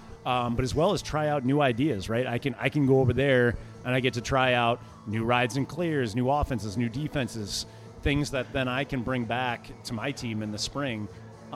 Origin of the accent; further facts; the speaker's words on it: Syracuse, New York, United States; moved away; I grew up in Syracuse, too